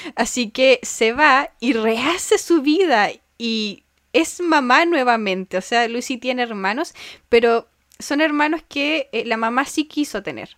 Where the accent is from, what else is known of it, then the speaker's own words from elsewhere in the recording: Chile; also born or lived in Puerto Montt; de Puerto Mona a mi pueblito es hora